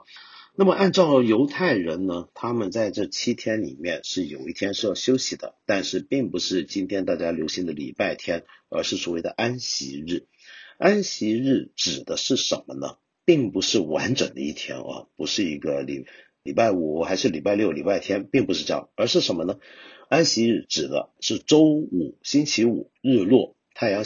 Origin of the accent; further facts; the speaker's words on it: China; 到了最后啊，我们中国人整体还是接受了今天通行的公元纪年法。